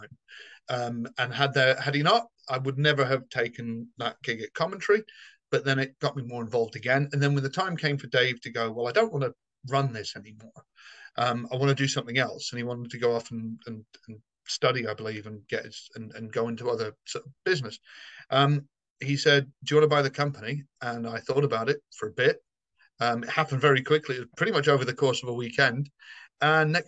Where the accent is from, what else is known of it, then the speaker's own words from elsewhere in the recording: Somerset, South West England, United Kingdom; now in London, United Kingdom; I'm neutral, I think, because I grew up in the West Country. I'm from Somerset